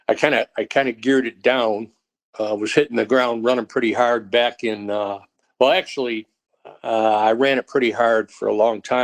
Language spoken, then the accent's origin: English; New York, United States; now in Texas, United States; I'm going to call Texas my from place, because I moved to Texas back in 84 and never went back from upstate New York, never went back.